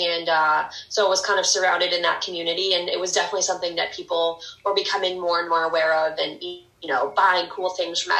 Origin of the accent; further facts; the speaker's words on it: St. Louis, Missouri, United States; moved away as an adult; also born or lived in New York City, New York; now in Long Island, United States; I'm from St. Louis, Missouri, and I've lived in New York for the last 9 years